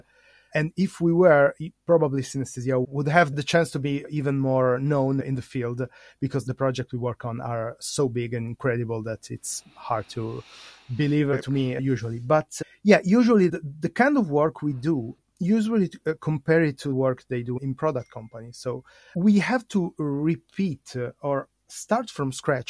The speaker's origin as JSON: {"language": "English", "country": "Italy", "said": "I'm from Italy."}